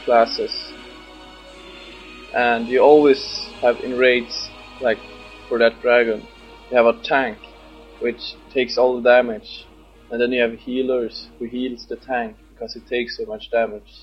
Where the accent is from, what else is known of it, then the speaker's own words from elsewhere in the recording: Sweden; English is a second language; moved away as an adult; now in Scotland, United Kingdom; I'm from Sweden, 20 years old, and I'm living in Scotland now